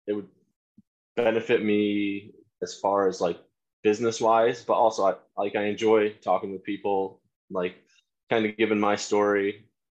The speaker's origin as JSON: {"language": "English", "town": "Wyalusing", "region": "Pennsylvania", "country": "United States", "tie": "born or raised there", "also_born_or_lived": "Towanda, Pennsylvania", "said": "I grew up in Wyalusing."}